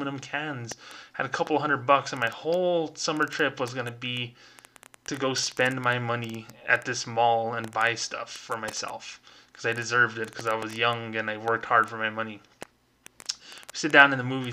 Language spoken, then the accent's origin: English; Las Cruces, New Mexico, United States; I was here in my hometown right now of Las Cruces, New Mexico.